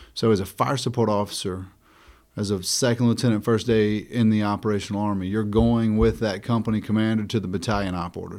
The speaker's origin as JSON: {"language": "English", "town": "Madison", "region": "North Carolina", "country": "United States", "tie": "born or raised there", "moved": "yes", "said": "Grew up in a small town in North Carolina, a rural town called Madison, north of the city of Greensboro"}